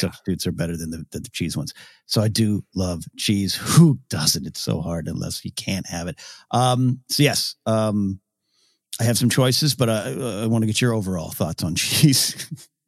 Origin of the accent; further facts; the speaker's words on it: Orange County, California, United States; I was this kid from Orange County or a little bit later when we moved to the beach